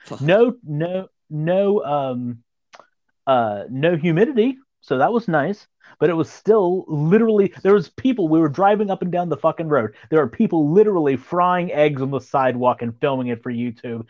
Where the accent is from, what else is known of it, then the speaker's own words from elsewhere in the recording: Southern Ohio, United States; accent: Southern Ohio; also born or lived in Point Pleasant, West Virginia / Arizona / Pennsylvania; my Southern Ohio accent